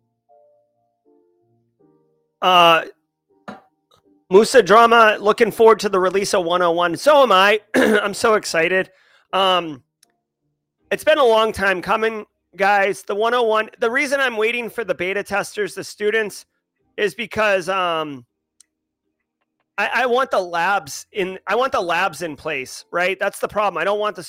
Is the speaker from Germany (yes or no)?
no; Massachusetts, United States; also born or lived in South Dakota; now in South Carolina, United States; I'm from Massachusetts. Well, yeah, I mean, I grew up in Massachusetts.